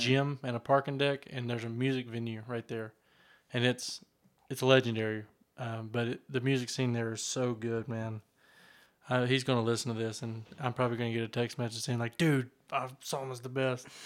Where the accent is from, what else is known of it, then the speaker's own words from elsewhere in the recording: Western North Carolina, United States; I'm from Western North Carolina